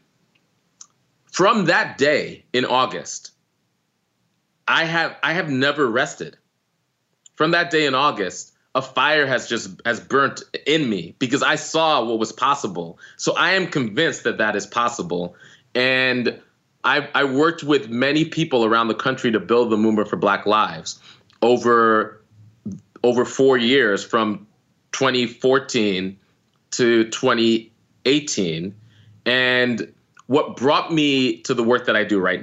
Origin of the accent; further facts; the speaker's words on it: New York, United States; Like I grew up in New York. I grew up on the coast.